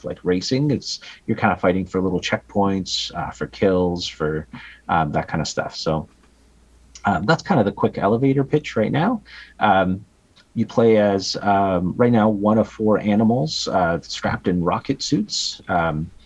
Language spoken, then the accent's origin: English; Canada